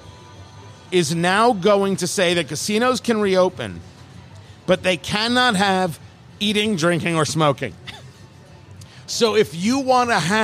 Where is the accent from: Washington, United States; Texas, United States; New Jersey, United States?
New Jersey, United States; I grew up in Jersey.